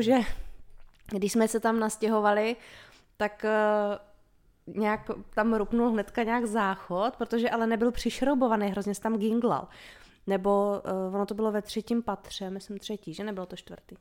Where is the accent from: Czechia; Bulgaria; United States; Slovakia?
Czechia; Vysočina Region; moved away as an adult; now in Brno area, Czech Republic; Já jsem vyrostla na Vysočině